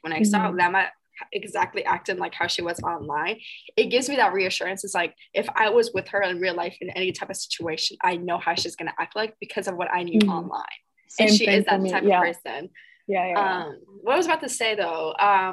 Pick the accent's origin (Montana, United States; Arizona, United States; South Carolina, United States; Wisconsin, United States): Wisconsin, United States; I'm from Wisconsin